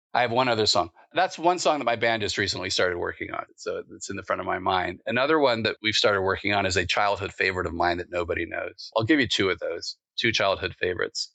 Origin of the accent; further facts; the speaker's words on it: East Coast, United States; where I grew up in the East Coast